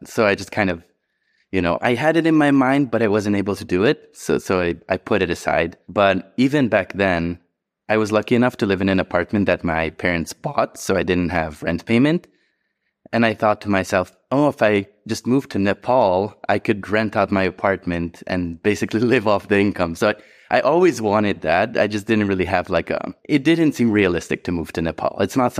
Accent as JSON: {"language": "English", "country": "Hungary", "tie": "born or raised there", "second_language": "English", "moved": "as an adult", "said": "Yeah, so I think mine starts back in Hungary. That's where I grew up in Europe."}